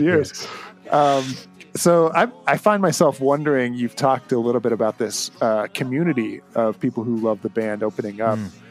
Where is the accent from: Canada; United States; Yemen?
Canada; as a Canadian